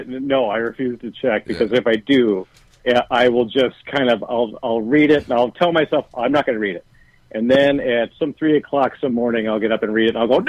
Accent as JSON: {"language": "English", "town": "Racine", "region": "Wisconsin", "country": "United States", "tie": "born or raised there", "moved": "yes", "lives_now": "Sunnyside, Queens, New York, United States", "said": "I grew up in Racine, Wisconsin. Yeah. That's right between Milwaukee and Chicago. Normally, I just tell people, on the East Coast, I tell people, I'm from Milwaukee."}